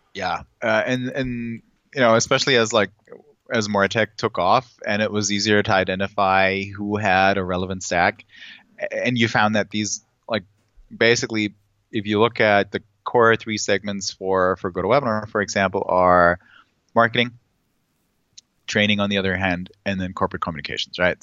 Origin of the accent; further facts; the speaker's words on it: Germany; I'm from Germany